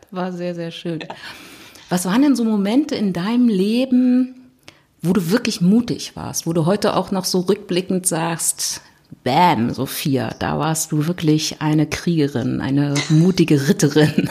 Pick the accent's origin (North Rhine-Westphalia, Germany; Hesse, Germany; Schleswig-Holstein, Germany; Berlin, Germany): Berlin, Germany; ich komme aus Berlin